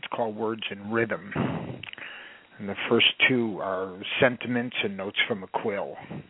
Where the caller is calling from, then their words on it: Woodland Hills, California, United States; Woodland Hills.